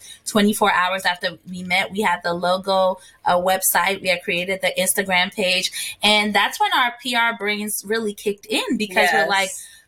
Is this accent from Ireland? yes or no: no; Ghana; also born or lived in New Jersey, United States / Washington, D.C., United States; now in United States; I was born and raised in Ghana. And when I moved to the States, I became a Jersey girl.